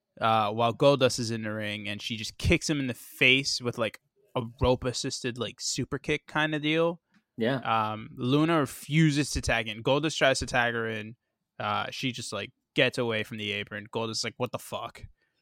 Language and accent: English; Winnipeg, Manitoba, Canada; I'm from Winnipeg, you idiot.